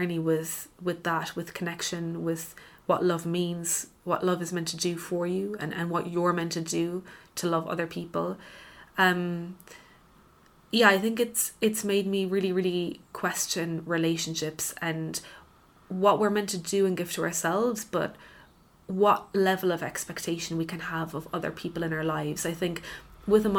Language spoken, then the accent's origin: English; Cork, Munster, Ireland; moved away; also born or lived in London; I'm from Cork